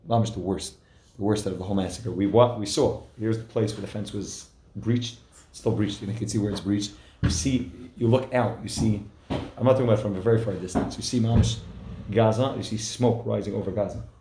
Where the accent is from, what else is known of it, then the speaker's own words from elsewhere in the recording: New Jersey, United States; I'm from New Jersey